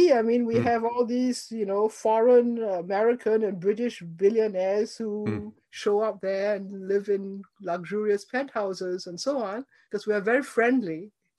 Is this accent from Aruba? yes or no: no; Singapore; moved away as an adult; also born or lived in Cambridge / Michigan; I grew up in Singapore. My family was, you know, originally from China, but we had been there in Singapore and Malaysia for four generations. So I'm actually a very old Singaporean.